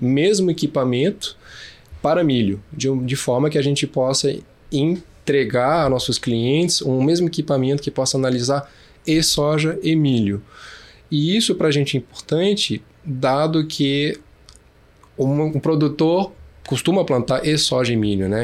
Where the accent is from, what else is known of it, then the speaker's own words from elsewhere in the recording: Brasília, Federal District, Brazil; Eu sou de Brasília, nascido em Brasília, de mãe francesa e pai carioca